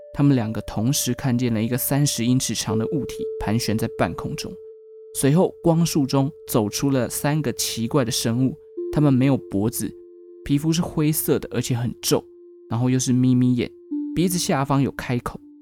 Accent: Taichung, Taiwan; moved away; 我的家乡台中

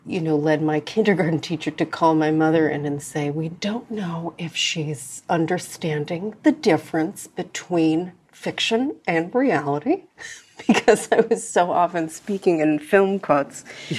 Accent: United States; But also as an American, it's like our collective way of processing so many things.

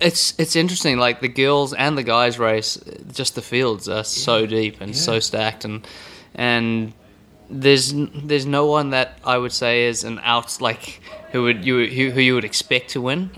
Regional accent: South Africa; now in New Zealand; Growing up in South Africa

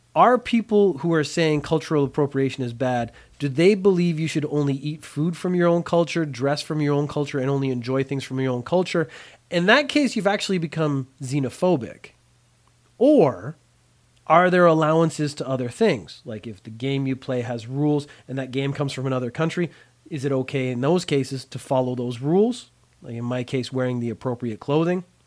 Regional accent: Canada; also born or lived in Ireland; I grew up in Canada

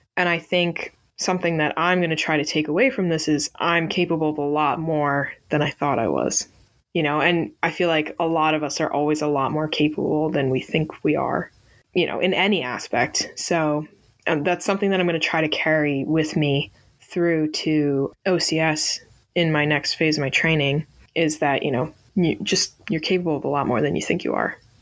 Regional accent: Northeast, United States; I'm from the Northeast, so I'm used to it being cold

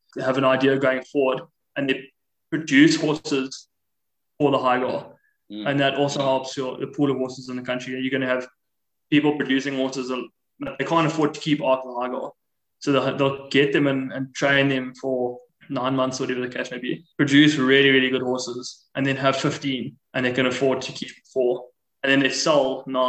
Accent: South Africa; as a South African

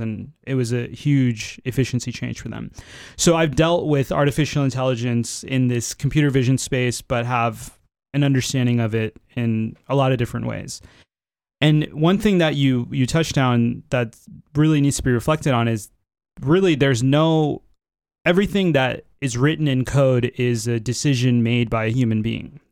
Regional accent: Florida, United States; moved away; also born or lived in San Francisco, United States / Northern California, United States; I was born in Florida, but then I found my way to San Francisco, where I had the majority of my career so far

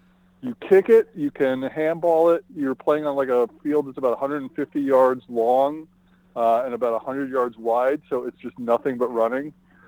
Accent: Melbourne, Victoria, Australia; I grew up in Melbourne, so we spent the bulk of our time in Melbourne

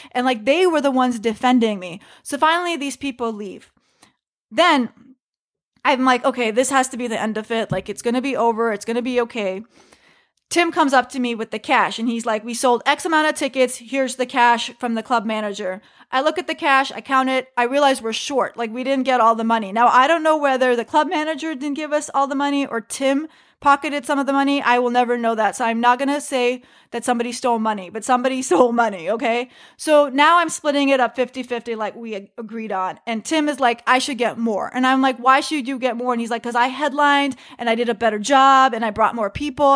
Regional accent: United States; I am just an American woman doing stand-up comedy who happens to be Muslim

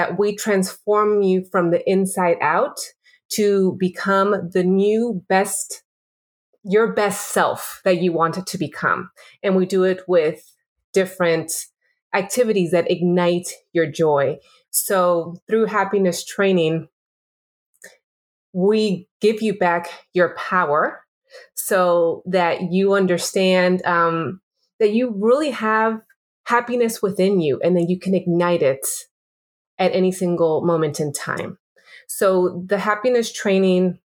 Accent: Peru; I'm from Peru

